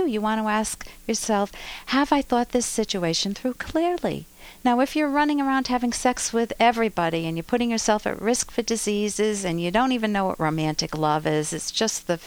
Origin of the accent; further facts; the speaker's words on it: United States; as an American